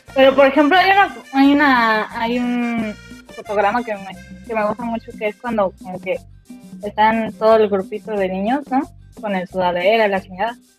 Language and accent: Spanish; Mexico; nosotros mexicanos